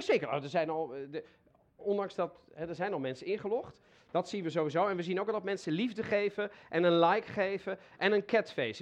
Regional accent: The Hague, South Holland, Netherlands; ik ben in Den Haag opgegroeid

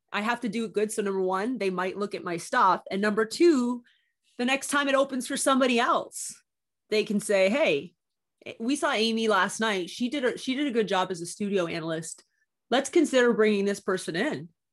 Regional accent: Canada; also born or lived in Miami; I'm Canadian. I had a one-year visa

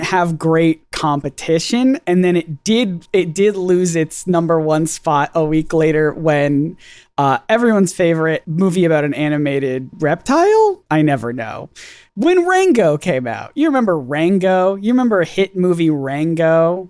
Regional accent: United States; as the American on this podcast

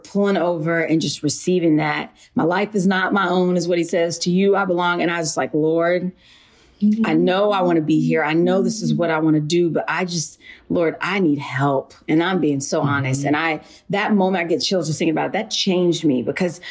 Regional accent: Wichita, Kansas, United States; also born or lived in Philadelphia, Pennsylvania; now in New York, United States; I was born in Philly, but I was also raised in Wichita, Kansas.

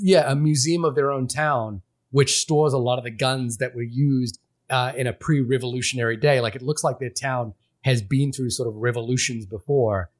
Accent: Fiji; moved away; I grew up in a city in Fiji

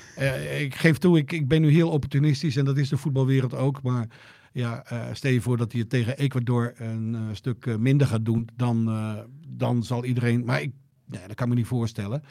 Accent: Joure, Friesland, Netherlands; ik uit Jouweren kom

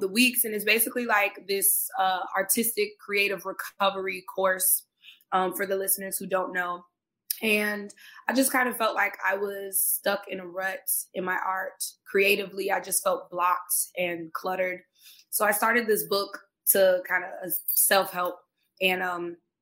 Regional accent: Tampa, Florida, United States; now in Los Angeles, United States; I'm originally from Tampa, Florida

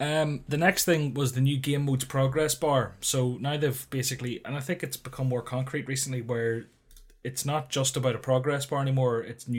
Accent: Northern Ireland, United Kingdom; I'm from Northern Ireland, deal with it.

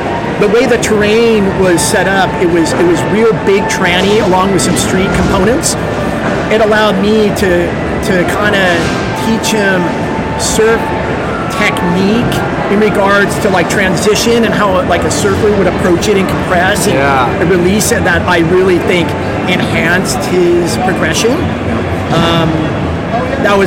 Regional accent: Los Angeles, California, United States; I'm from the Valley

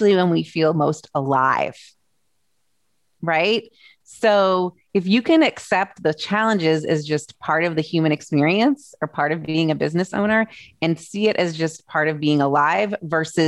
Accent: Massachusetts, United States; now in Indiana, United States; I'm an East Coast girl originally. I grew up in Massachusetts, but we've lived here since 2000

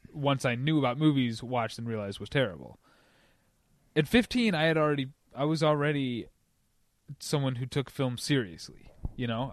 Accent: St. Louis, Missouri, United States; I'm from Saint Louis

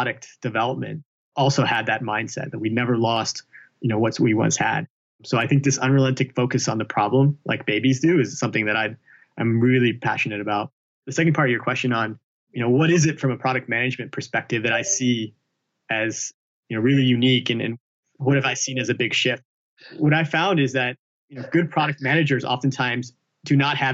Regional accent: Alabama, United States; I grew up in Alabama

